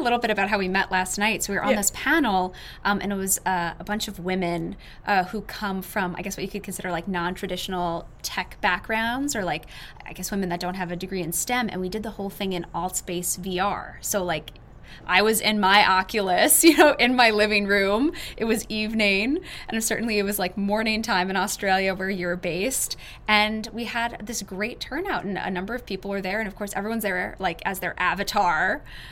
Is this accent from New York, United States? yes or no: yes; a suburb just outside Manhattan, New York, United States; I'm based in New York City. I was born just outside of Manhattan in a small suburb.